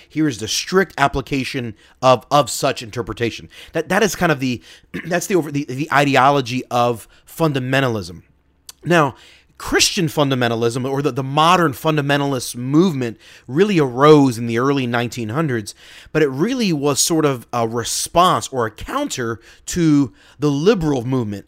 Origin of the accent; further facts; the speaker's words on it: Philadelphia, Pennsylvania, United States; my hometown, Philly